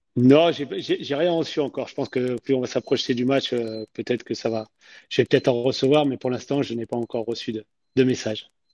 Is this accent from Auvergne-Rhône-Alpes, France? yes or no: yes; Roanne, Auvergne-Rhône-Alpes, France; je suis originaire de, de Rouen